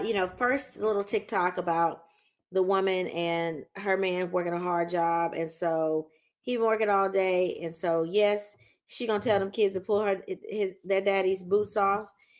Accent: Louisiana, United States; My husband is Southern. He's from Alabama. I'm from Louisiana.

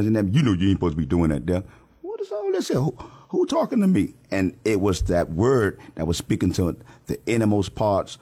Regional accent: Miami, Florida, United States; born and raised in Scott Projects

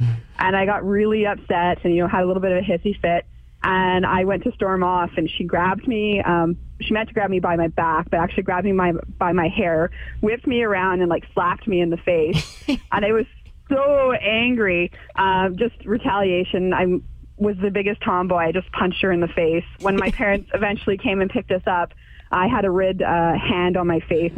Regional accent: British Columbia, Canada; We're from BC

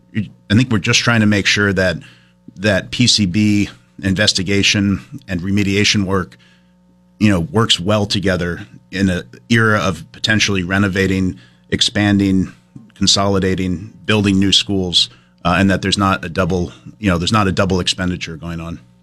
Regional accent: Brattleboro, Vermont, United States; growing up in Brattleboro

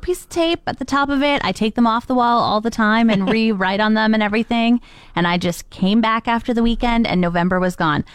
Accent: Canada; accent: Canadian; our Canadian accent

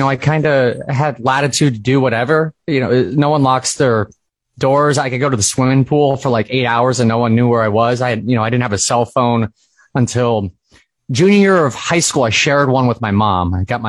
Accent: Brainard, Nebraska, United States; moved away as an adult; also born or lived in David City, Nebraska / Lincoln, Nebraska / Detroit, Michigan; now in New York City, United States; I'm from Brainard. Lived there for, first 19 years of my life, and then I went to UNL. It's there for 5 years, and then I moved to Detroit and moved to New York City, but I'm still always coming back to Nebraska.

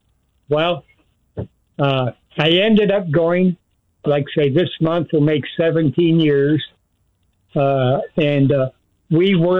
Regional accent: United States; moved away as an adult; now in Angeles City, Philippines; I'm an American.

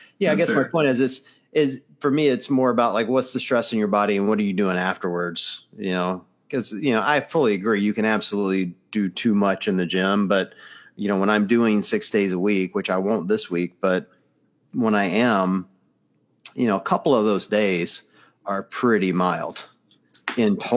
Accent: Mississippi, United States; now in Ohio, United States; I'm from Mississippi

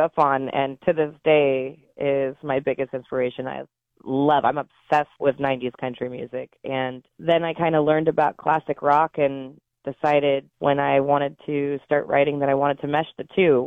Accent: Oregon, United States; I love growing up in Oregon. I mean, my mother was correct in moving us here

